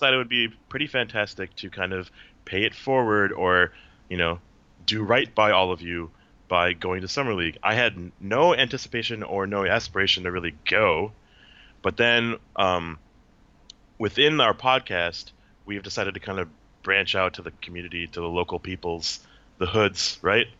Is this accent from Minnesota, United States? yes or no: yes; Minnesota, United States; moved away as an adult; now in Seattle, United States; Born and raised in Minnesota, and I'm in Seattle now